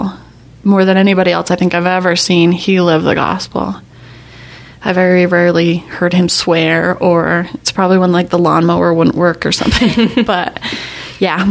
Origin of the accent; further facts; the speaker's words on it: Magna, Utah, United States; my house that we grew up in Magna